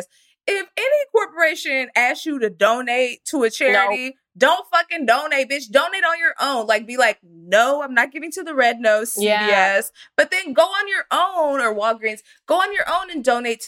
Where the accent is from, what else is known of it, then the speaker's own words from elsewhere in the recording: Frisco, Texas, United States; I didn't grow up in Utah, but I grew up in Frisco, Texas